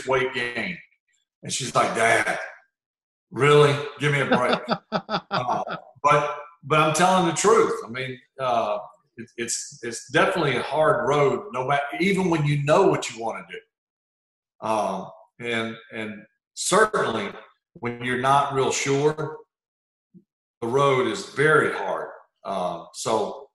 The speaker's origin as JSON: {"language": "English", "area": "Hancock County", "region": "Mississippi", "country": "United States", "tie": "born or raised there", "also_born_or_lived": "Gulfport, Mississippi", "said": "I grew up probably 15 minutes to the west"}